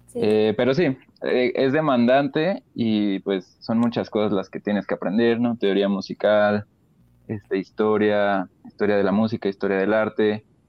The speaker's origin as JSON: {"language": "Spanish", "region": "Querétaro", "country": "Mexico", "also_born_or_lived": "Celaya / Mexico City", "moved": "yes", "said": "me regresé a Querétaro"}